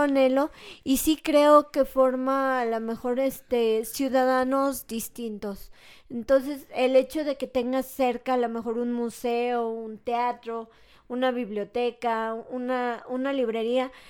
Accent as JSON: {"language": "Spanish", "country": "Mexico", "said": "entre mexicanos"}